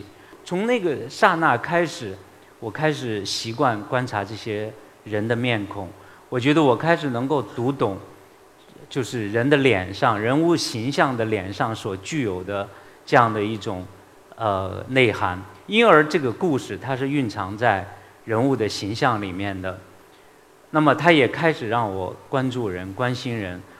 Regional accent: Fenyang, Shanxi, China; 我是一九七零年出生，我出生在晋西北山西汾阳，呃，一个小县城里面。

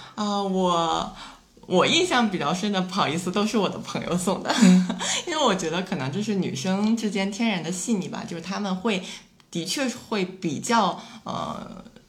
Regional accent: Shandong, China; also born or lived in Shanghai; 我本身是嗯。山东的嘛

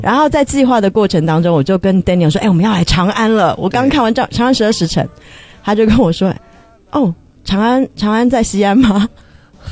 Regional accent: Taiwan; accent: Taiwanese; 我是来自于台湾的

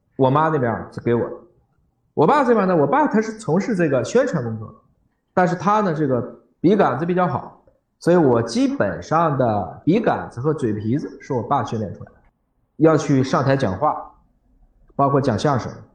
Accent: Dandong, Liaoning, China; 我出生在辽宁的丹东

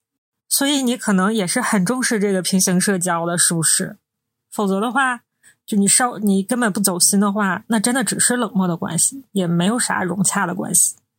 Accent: Northeast China, China; 我们是三个来自东北的ladies

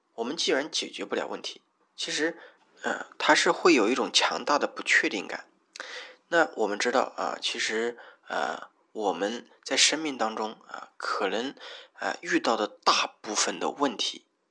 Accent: Hubei, China; moved away as an adult; also born or lived in Wuhan; now in Shenzhen, China; 我老家在湖北。我从，呃，跑到了武汉去读书，啊，那当然那个是必须的啊，啊，我又跑到了这个深圳这边来

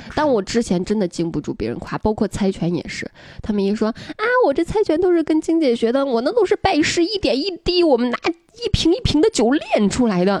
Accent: Henan, China; 至少我们河南那边大部分是这样的

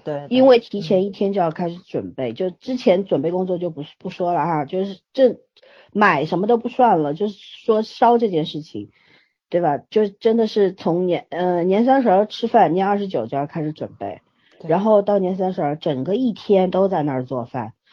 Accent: China; 我们中国人有文化

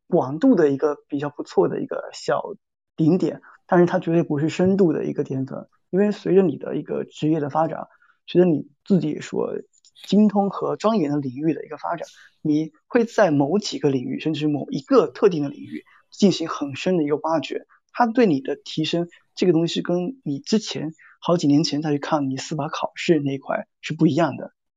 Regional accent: Fujian, China; moved away as an adult; also born or lived in Xiamen; now in Shanghai, China; 作为一个福建人，我是比较怕冷的。我觉得来上海之后

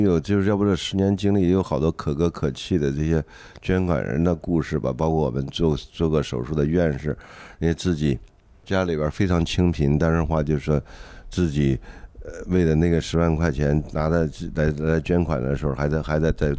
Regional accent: Henan, China; 我河南人这次这次这次也挺惨的，刚刚遭了这个水灾，又又又又又这次疫情又又弄的，

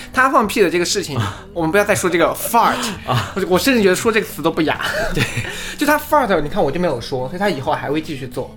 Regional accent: southern China, China; 我是南方人

